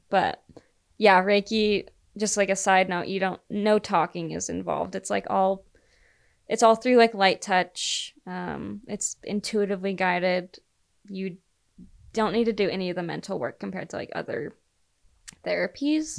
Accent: Utah, United States; I was the girl from Utah

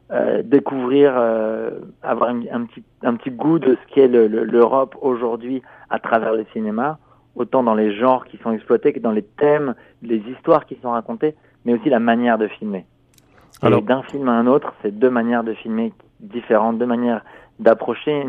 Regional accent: France; moi je suis, je suis français

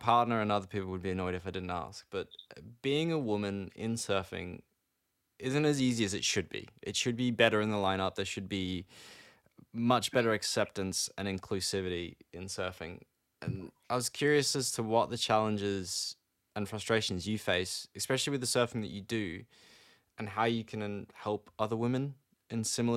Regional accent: East Coast Australia, Australia; I'm growing up East Coast Australia

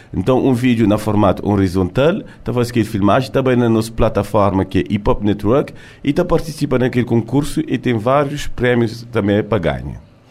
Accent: France; me nasci na França, criei na França, mas gosto de estar ali na Cabo Verde

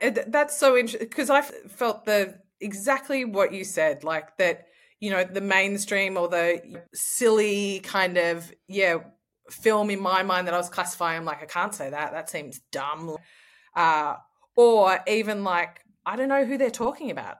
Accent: Australia; I'm an Australian traveller.

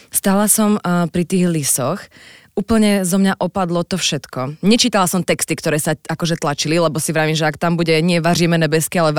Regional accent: Stavanger, Rogaland, Norway; born there; also born or lived in Oslo; Ale no, narodila som sa v Stavangeri, ale áno

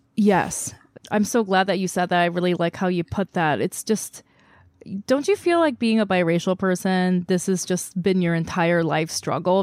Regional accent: South Korea; moved away as an adult; now in United States; I grew up in Korea, I was born there

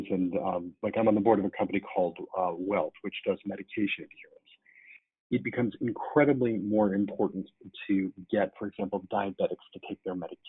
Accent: New York, United States; as a New Yorker

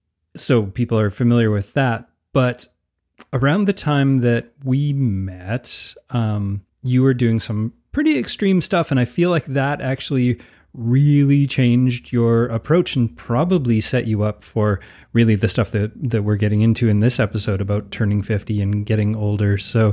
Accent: Canada; as a Canadian, I'm always like, I don't know, is that just mean you ate a lot of hot dogs?

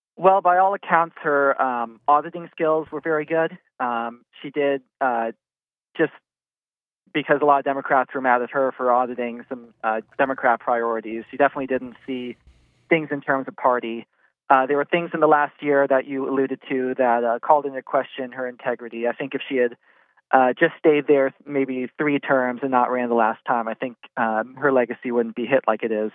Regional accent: Washington, District of Columbia, United States; moved away as an adult; now in North Carolina, United States; I'm originally from Washington, D C

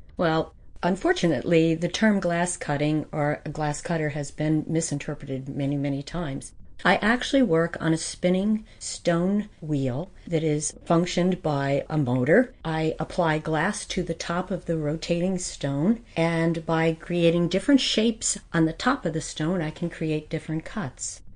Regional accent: White Mills, Pennsylvania, United States; I grew up in White Mills

